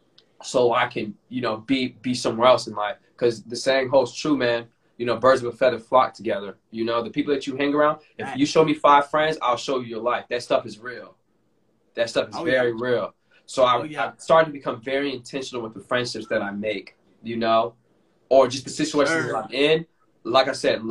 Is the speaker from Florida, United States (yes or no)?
yes; Florida, United States; moved away; I still have some good friends in my hometown